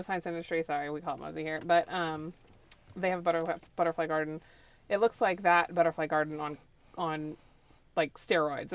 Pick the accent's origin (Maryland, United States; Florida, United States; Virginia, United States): Florida, United States; So I am from Florida. I'm a native Floridian, sixth generation native Floridian.